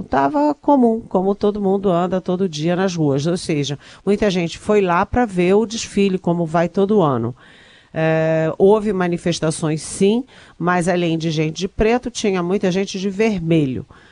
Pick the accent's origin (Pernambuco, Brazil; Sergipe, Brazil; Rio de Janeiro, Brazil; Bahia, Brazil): Rio de Janeiro, Brazil; eu sou carioca